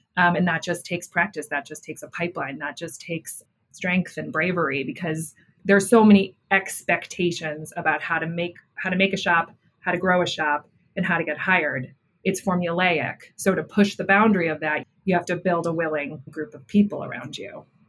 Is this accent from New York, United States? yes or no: yes; Buffalo, New York, United States; i grew up in buffalo new york